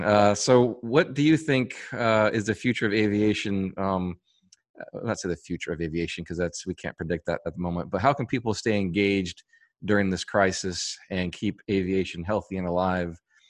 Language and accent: English; Florida, United States; I was born and raised in Florida.